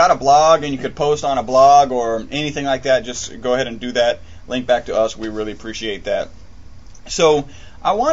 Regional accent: United States; I'm American

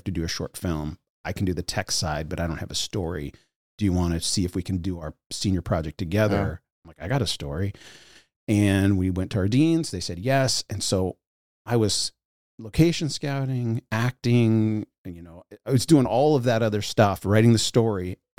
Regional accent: United States; I grew up in the United States of America. And that's not a joke. Let me boil it down. I'll tell a couple quick anecdotes that will give you the idea. I moved more than 25 times

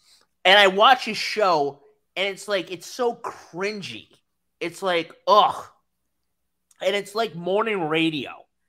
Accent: New York, United States; Oh, I'm from New York.

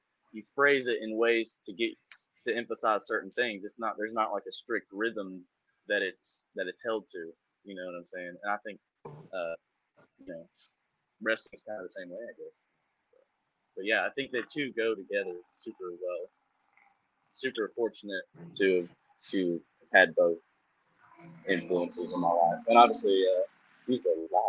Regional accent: Eastern Kentucky, United States; also born or lived in Huntington, West Virginia area; now in Raleigh, United States; But I'm from Eastern Kentucky. I'm from the Huntington, West Virginia kind of area

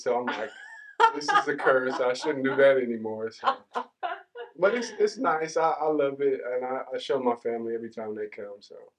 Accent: Oklahoma City, Oklahoma, United States; moved away as an adult; now in Tahlequah, United States; I'm originally from Oklahoma City. Moved up to Tahlequah in 2012 when I took a scholarship to play football here at NSU.

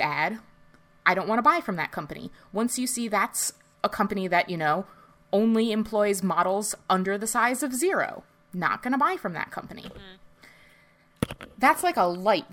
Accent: United States; us growing up in the New York metropolitan area

